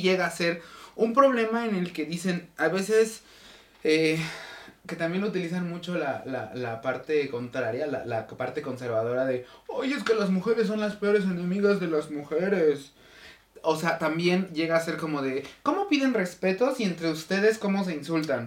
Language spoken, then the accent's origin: Spanish; Mexico; nuestra identidad como mexicano